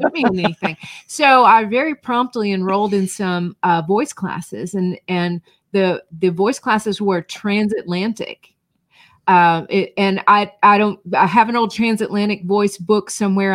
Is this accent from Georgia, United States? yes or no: yes; North Georgia, United States; moved away as an adult; also born or lived in Florida / Ohio; I grew up in North Georgia